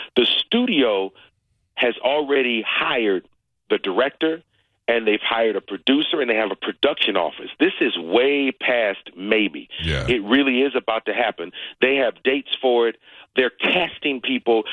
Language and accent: English; Cleveland, Ohio, United States; I'm from Cleveland, Ohio. I grew up in a neighborhood where Jim Brown was the famous person in my neighborhood